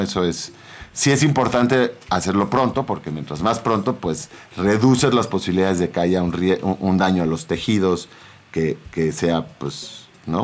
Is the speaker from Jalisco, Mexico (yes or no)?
no; Sinaloa, Mexico; yo soy de Sinaloa, la familia de papatos son de Sinaloa y de rancho